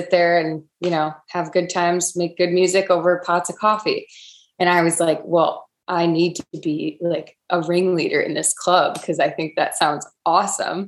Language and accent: English; Rochester, New York, United States; So we had the Rochester Lilac Festival, which is pretty big in Rochester, New York. And it's really cool because it's something that growing up here, everybody goes